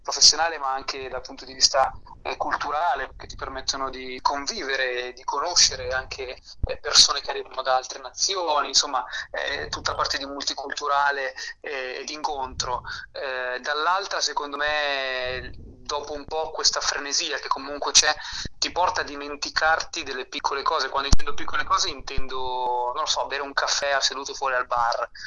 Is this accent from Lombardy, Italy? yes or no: yes; Milan, Lombardy, Italy; born there; io eh, sono nato a Milano, ma i miei nonni sono molisani e mio nonno era un contadino